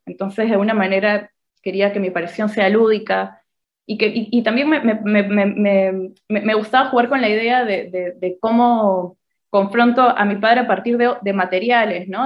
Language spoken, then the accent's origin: Spanish; Peru; moved away as an adult; now in Argentina; me siento peruana, digo, crecí, estuve 20 años allá, los primeros 20 años de mi vida